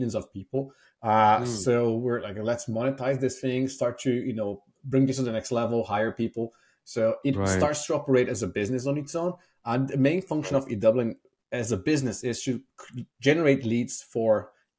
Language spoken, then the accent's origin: English; Brazil; moved away as an adult; also born or lived in Ireland; now in San Francisco, United States; I'm originally from Brazil. I moved to Ireland in 2008, so that's 15 years ago.